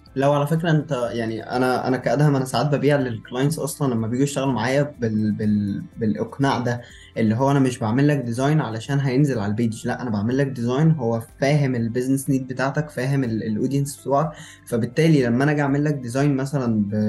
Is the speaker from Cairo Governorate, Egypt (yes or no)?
yes; Cairo, Cairo Governorate, Egypt; moved away as an adult; also born or lived in Luxor; انا من القاهره والكليه في الاقصر